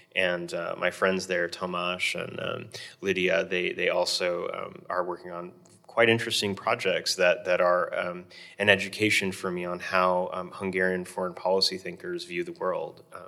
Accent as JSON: {"language": "English", "region": "Hawaii", "country": "United States", "tie": "born or raised there", "said": "I grew up in Hawaii, uh, the, one of the most ethnically diverse states in the Union."}